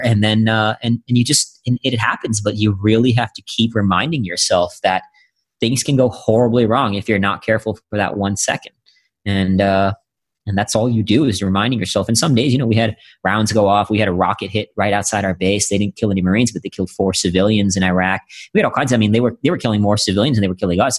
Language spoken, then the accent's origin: English; India; now in United States; I'm originally from India. Yeah, I was born in India